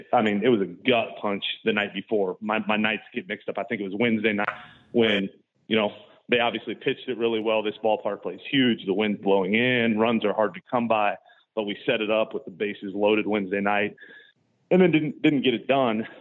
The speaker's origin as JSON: {"language": "English", "region": "Iowa", "country": "United States", "tie": "born or raised there", "moved": "yes", "said": "I grew up in Iowa"}